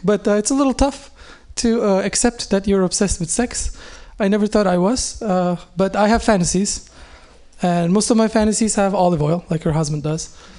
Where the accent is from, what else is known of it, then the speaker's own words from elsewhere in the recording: Oakland, California, United States; When they ask me, I'm from Oakland.